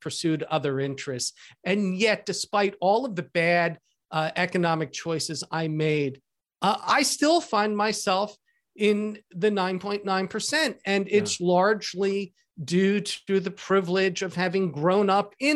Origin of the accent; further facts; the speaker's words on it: outside of Philadelphia, Pennsylvania, United States; now in Seattle, United States; the house I grew up in outside of Philadelphia